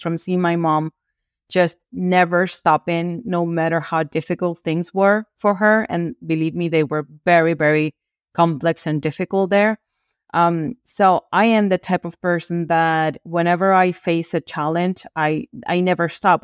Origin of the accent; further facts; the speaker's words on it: Venezuela; moved away as an adult; also born or lived in Brazil / Peru / Bolivia; now in Spain; I was born and raised in Venezuela, in Latin America